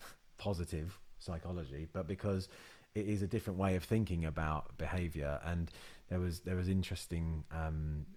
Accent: Luton, East of England, United Kingdom; growing up in Luton

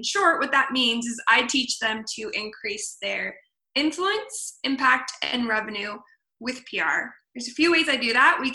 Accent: Portland, Oregon, United States; moved away as an adult; now in Ventura, United States; I am originally from Portland, Oregon. I now live in Ventura, California. I came here after college

